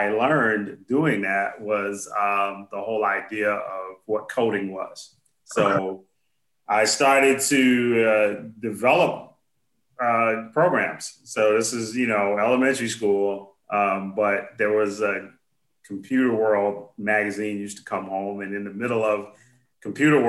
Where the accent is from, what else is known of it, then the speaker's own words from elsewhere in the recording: New York, United States; moved away; I am originally from New York